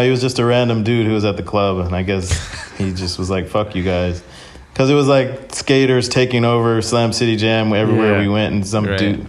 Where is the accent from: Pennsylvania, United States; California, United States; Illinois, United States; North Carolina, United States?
California, United States; San Francisco; also born or lived in Oakland / Michigan; I grew up in the Bay Area in San Francisco, but I got into skating living in Oakland, kind of like in the hills.